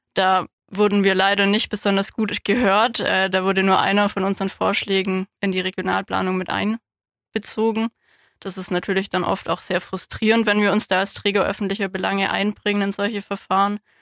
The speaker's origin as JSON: {"language": "German", "town": "Ulm", "region": "Baden-Württemberg", "country": "Germany", "tie": "born or raised there", "also_born_or_lived": "Marbach / Hohenheim / Tübingen", "lives_now": "Landkreis Heidenheim, Germany", "said": "Ich bin hier in Ulm aufgewachsen, im Ortsteil Donaustetten"}